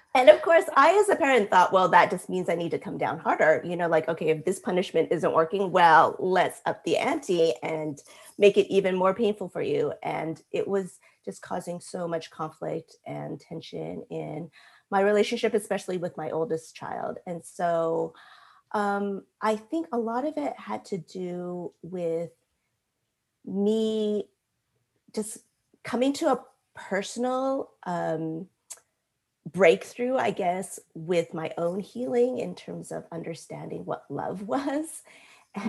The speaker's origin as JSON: {"language": "English", "country": "United States", "tie": "born or raised there", "said": "growing up in America"}